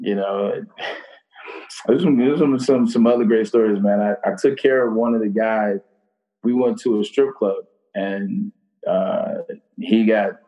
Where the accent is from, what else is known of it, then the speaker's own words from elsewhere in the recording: Detroit, Michigan, United States; moved away; also born or lived in Atlanta; Born and raised in Detroit, West Side.